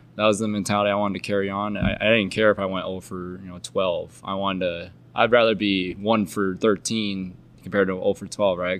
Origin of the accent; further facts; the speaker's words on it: Iowa, United States; we're from Iowa